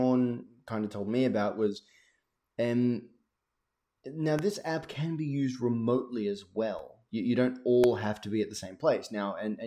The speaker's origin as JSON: {"language": "English", "country": "Australia", "tie": "born or raised there", "said": "I'm Australian"}